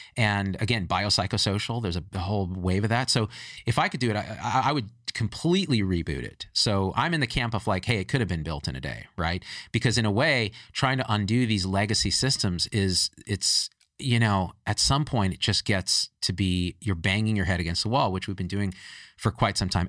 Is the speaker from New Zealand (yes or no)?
no; United States; me as an Indian American